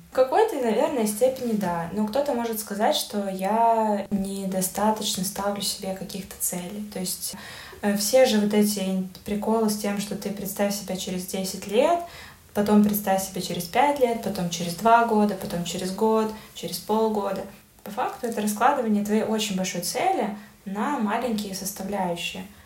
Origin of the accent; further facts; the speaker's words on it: Belarus; как любой белорус